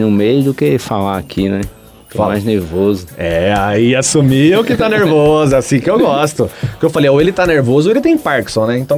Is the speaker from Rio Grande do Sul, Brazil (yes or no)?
no; Lagoa Seca, Paraíba, Brazil; Não, sou paraibano, sou de uma cidadezinha chamada Lagoa Seca, tem 30 mil habitantes